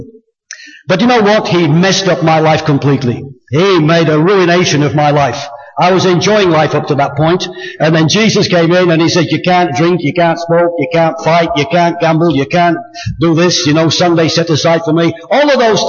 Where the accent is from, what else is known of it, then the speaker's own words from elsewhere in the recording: England, United Kingdom; I was born in England.